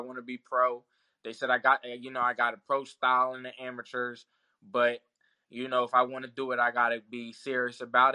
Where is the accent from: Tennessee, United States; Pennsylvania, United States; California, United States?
Pennsylvania, United States; Philadelphia; we're still in my hometown. I'm literally three blocks away. I'm fighting in South Philly. I grew up around here.